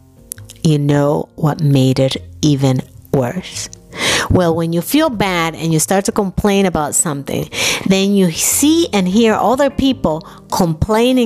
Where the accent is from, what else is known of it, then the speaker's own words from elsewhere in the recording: New York, United States; moved away as an adult; also born or lived in Dominican Republic; now in Germany; I grew up in New York